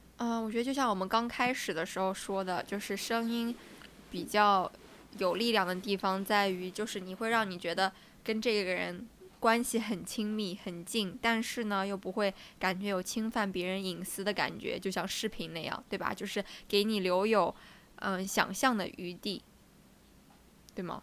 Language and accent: Chinese; southern China, China; accent: southern; moved away; 南方的口音很重，然后很有我们这嗯。边的方言的味道